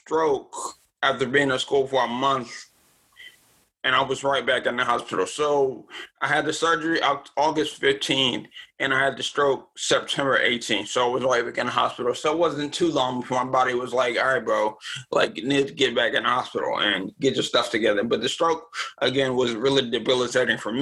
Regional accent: Maryland, United States; also born or lived in Richmond, Virginia; Then I moved to Maryland when I was about six

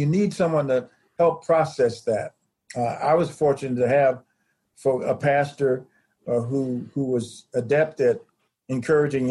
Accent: Chicago, Illinois, United States; now in Indiana, United States; I'm originally from Chicago.

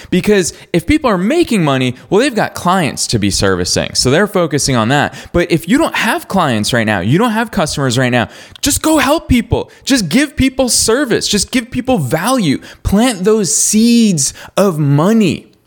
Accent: Marlborough, Massachusetts, United States; Marlboro, Massachusetts. That's my hometown

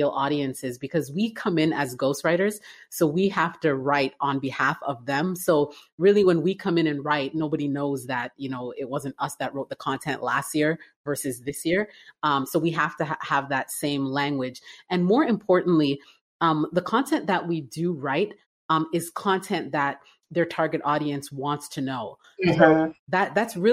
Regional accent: Toronto, Ontario, Canada; moved away as an adult; now in Atlanta, United States; I'm originally from Canada. I was born and raised in Toronto

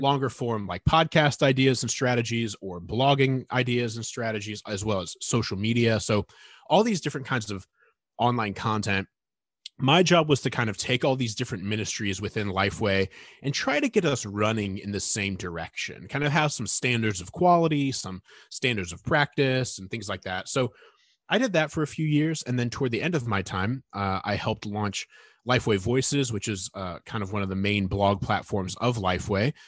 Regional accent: Northern Indiana, United States; moved away; growing up in Northern Indiana

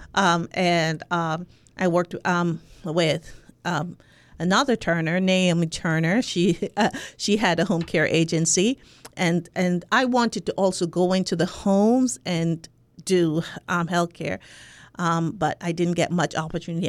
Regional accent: Spanish Town, Saint Catherine, Jamaica; accent: Jamaican; moved away as an adult; also born or lived in New York; I'm from Jamaica, from, um, Spanish Town, Jamaica

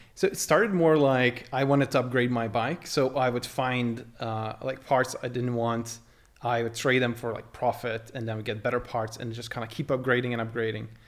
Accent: Lithuania; moved away as an adult; I grew up in Lithuania. I spent my first eighteen years, uh, the local, uh, there

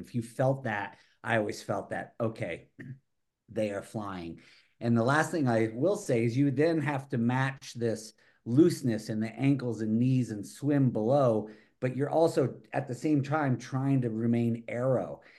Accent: the East, United States; I came from the East

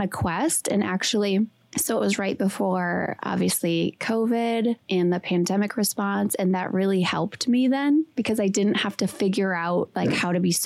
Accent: Wisconsin, United States; I'm from Wisconsin. I went to school in Green Bay

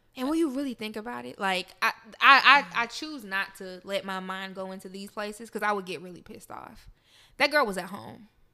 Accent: Memphis, Tennessee, United States; I'm from Memphis.

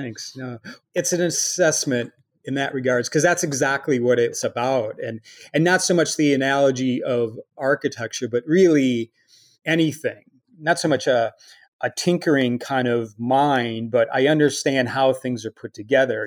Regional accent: Chicago, Illinois, United States; moved away; also born or lived in Milwaukee; growing up in Chicago

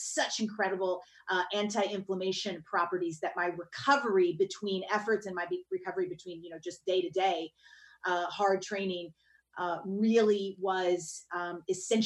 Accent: the South, United States; I grew up in the South

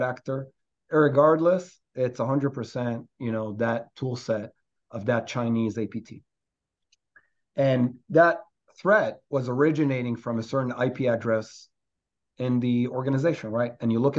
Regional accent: Israel; moved away as an adult; now in New York, United States; I'm a New Yorker today, but originally from Israel.

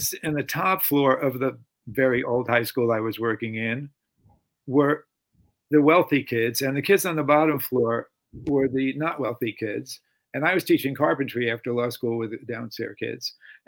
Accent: East Coast, United States; Another thing for me in the transition to coming to the West Coast, frankly, since we're both from the East Coast, is that I landed

